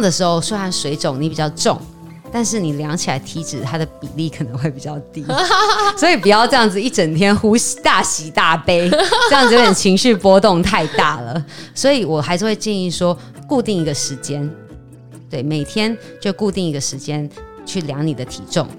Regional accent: Taiwan; 我们台湾人

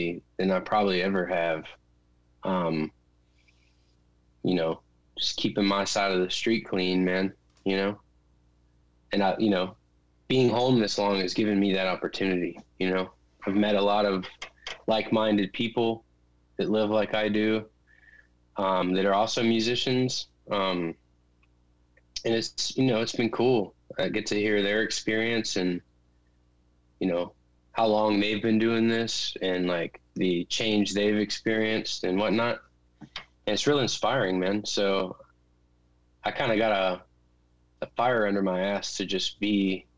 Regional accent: Clemmons, North Carolina, United States; now in Nashville, United States; We grew up together in Clemens, North Carolina

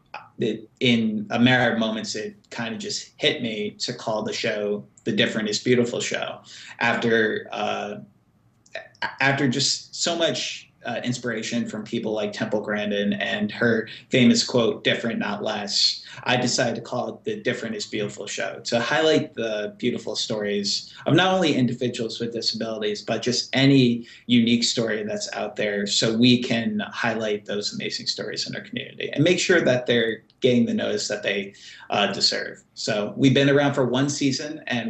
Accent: Jersey City, New Jersey, United States; host a weekly TV show in my hometown of Jersey City, New Jersey

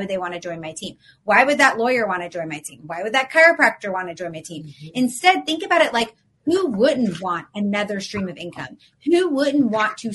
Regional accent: Atlanta, Georgia, United States; now in Florida, United States; I'm from Atlanta, but I live in Florida.

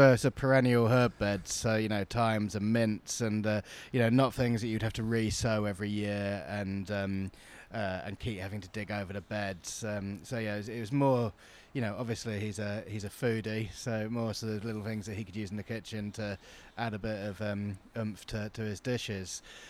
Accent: New Forest, South East England, United Kingdom; I grew up in the New Forest.

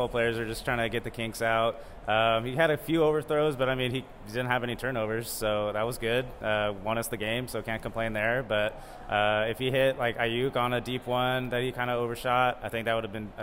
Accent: Pleasanton, California, United States; I grew up in Pleasanton, went to Foothill High School

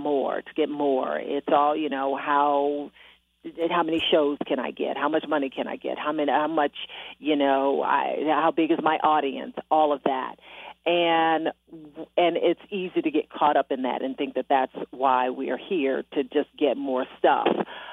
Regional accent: Detroit, Michigan, United States; You know, not only my hometown, Detroit, Michigan

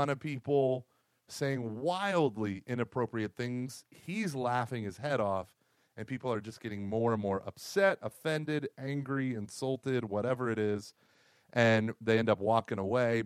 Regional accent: Oklahoma, United States; I grew up in Oklahoma

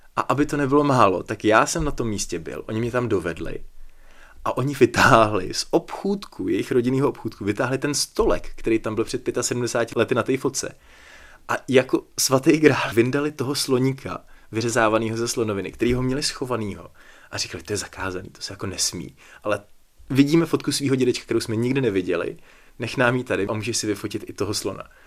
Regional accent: Plzeň, Plzeň Region, Czechia; jsem z Plzně

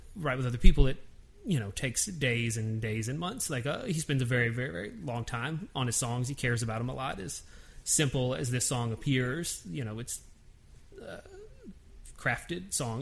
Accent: Nashville, Tennessee, United States; I'm born and raised in Nashville.

